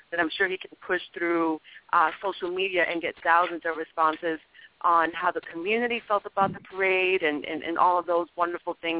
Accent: New York City, New York, United States; I'm a New Yorker. I'm from the Bronx

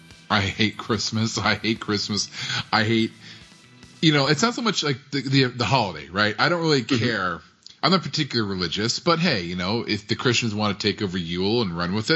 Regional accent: Arizona, United States; moved away; growing up in Arizona

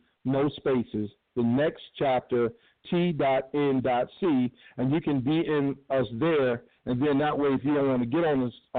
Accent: Cleveland, Ohio, United States; also born or lived in Chicago / Washington, D.C. / New York; now in Pomona, United States; I am also hailing from Cleveland, but right now I'm in Pomona, California. I'm a nomad. I've lived a little bit of every place. I've lived outside of Chicago. I lived in D.C. I lived in New York.

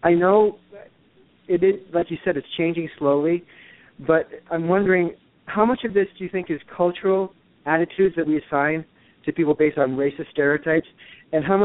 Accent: New York City, New York, United States; moved away as an adult; also born or lived in Los Angeles; now in Connecticut, United States; I grew up in New York, and then I lived in Los Angeles for 24 years

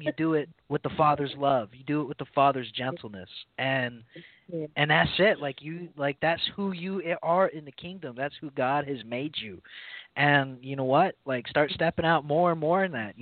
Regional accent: South Carolina, United States; moved away; I grew up in South Carolina, and that's where I fell in love with all

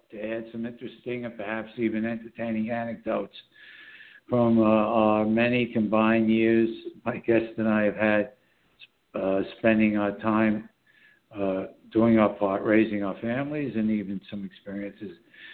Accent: New York City, New York, United States; born or raised there

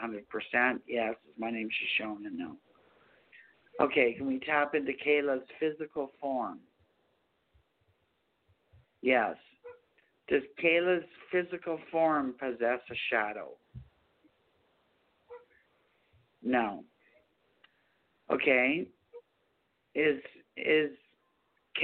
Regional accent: Canada; I'm from Canada

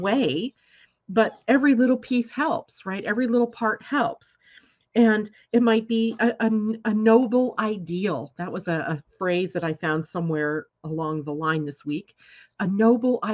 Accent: California, United States; I grew up in California

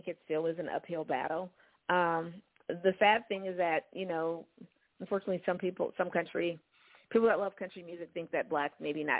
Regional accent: Oregon, United States; Growing up in Oregon, around the house

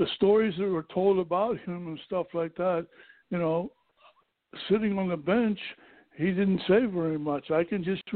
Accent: Pittsburgh, Pennsylvania, United States; I was born in Pittsburgh, Pennsylvania on June 11, 1929

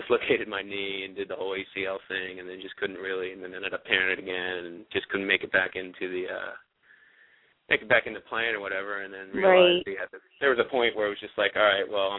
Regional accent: Media, Pennsylvania, United States; I'm actually from Media, Pennsylvania, which is a little bit, you know, farther away from Lansdale

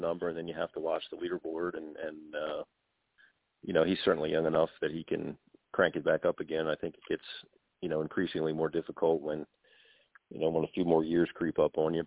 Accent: Baltimore, Maryland, United States; I'm from the Baltimore area

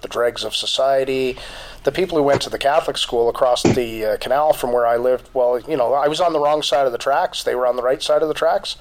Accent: Ontario, Canada; moved away; I grew up in Ontario

